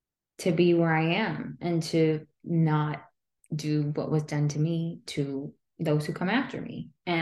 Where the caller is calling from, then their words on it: Texas, United States; I am coming live from Texas, so very different than where you all are.